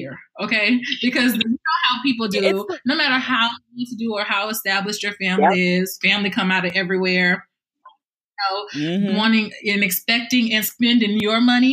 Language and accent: English; South Carolina, United States; we're from South Carolina